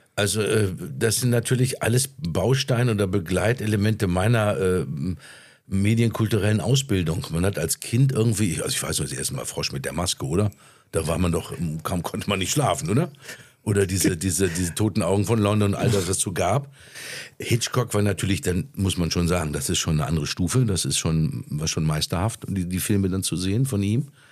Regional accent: Ruhr area, North Rhine-Westphalia, Germany; Das ist meine Heimat. Hier komme ich her

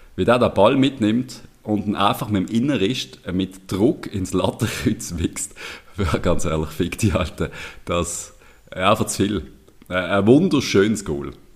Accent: Switzerland; Unser Pragmatismus ein bisschen in der Schweiz

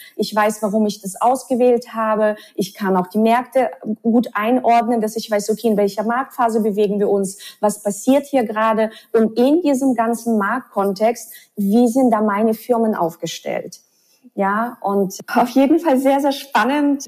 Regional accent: Russia; moved away; ich bin ja in Russland aufgewachsen

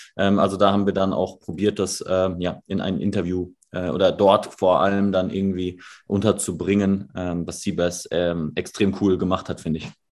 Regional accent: Dortmund, North Rhine-Westphalia, Germany; wir kommen aus, aus Dortmund

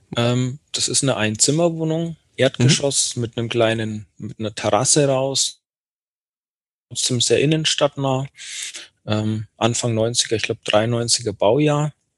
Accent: Bayreuth, Bavaria, Germany; in meiner Geburtsstadt in Bayreuth

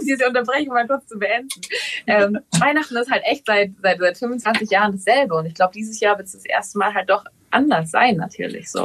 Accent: Ravensburg, Baden-Württemberg, Germany; now in Berlin, Germany; dieses Ravensburg, dieses Haus, wo ich aufgewachsen bin, das ist mein Zuhause

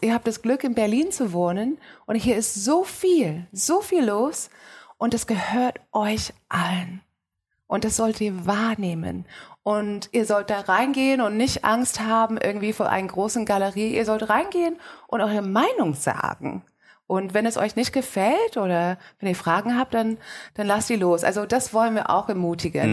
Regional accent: Australia; now in Germany; Ich bin in Australien aufgewachsen und bin ähm, fast 50.

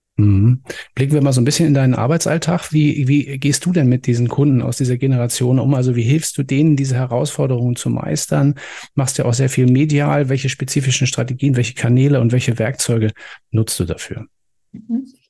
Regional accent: Germany; bei uns in Deutschland

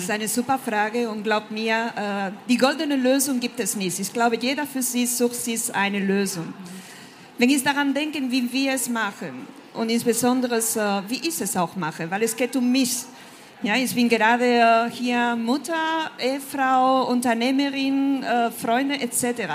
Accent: Spain; German is a second language; moved away as an adult; also born or lived in France; ich bin äh, Spanierin und seit meinen Studien in Frankreich lebe ich und arbeite im Ausland.

